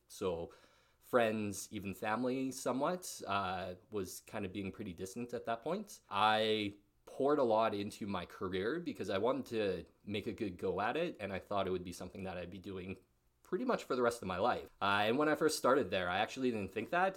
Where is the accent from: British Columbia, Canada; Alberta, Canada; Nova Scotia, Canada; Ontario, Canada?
Alberta, Canada; Barrhead; moved away as an adult; also born or lived in Edmonton; I moved back to Barthead, and then, uh, lived there for a while